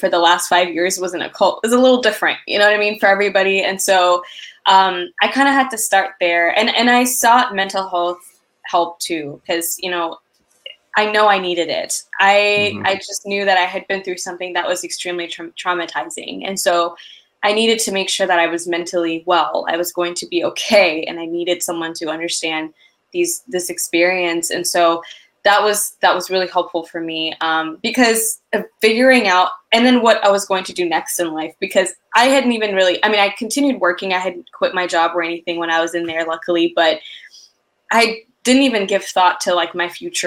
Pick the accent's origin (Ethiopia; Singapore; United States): Ethiopia; moved away; I'm originally from Ethiopia